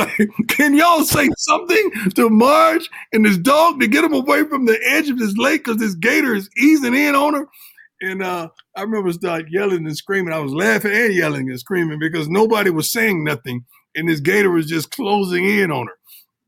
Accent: Florida, United States; now in Texas, United States; You know, I'm from the South, man. You know, I grew up in Florida, reside in Texas

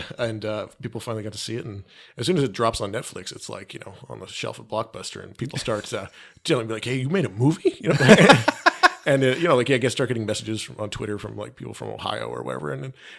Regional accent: Calgary, Alberta, Canada; shot about an hour south of where I grew up in just outside of Calgary.

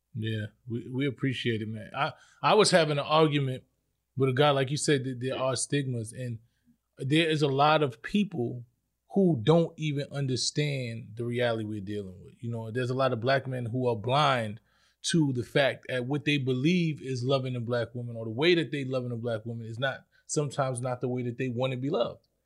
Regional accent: New York City, New York, United States; I'm from the Bronx

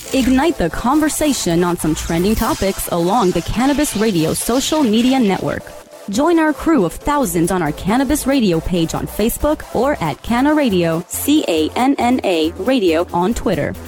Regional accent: Kansas, United States; moved away; I grew up in Kansas

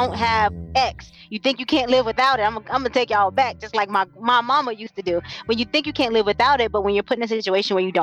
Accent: Jacksonville, Florida, United States; moved away as an adult; now in Phoenix, United States; I grew up in Jacksonville

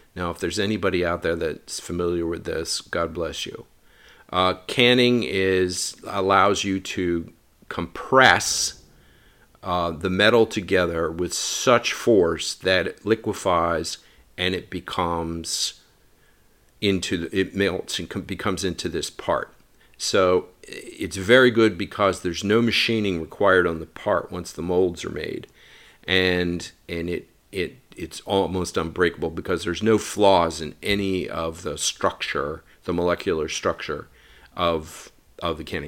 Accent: United States; being American and in, being brought up in a city

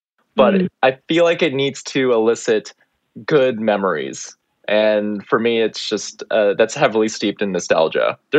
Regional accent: El Paso, Texas, United States; I grew up in El Paso, Texas. You know, it's on the Mexican border.

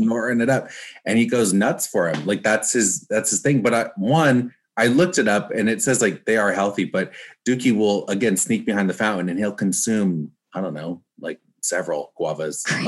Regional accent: Newport Beach, California, United States; I'm from Orange County, California, uh, which is it's like Newport Beach. That's where I uh, grew up

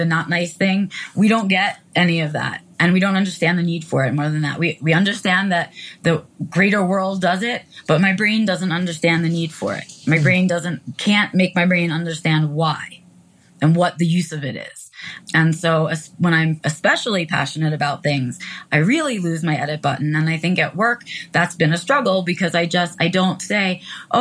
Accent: New York City, New York, United States; I was raised in New York City

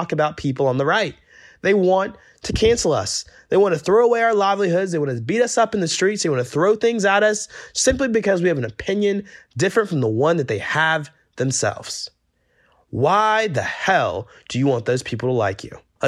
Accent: Georgia, United States; moved away; my home state of Georgia

